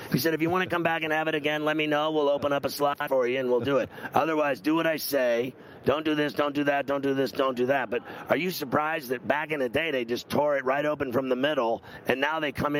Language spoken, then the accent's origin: English; Southern California, United States; I'm from Southern California, man. You know what I mean? I go surfing, I go to the beach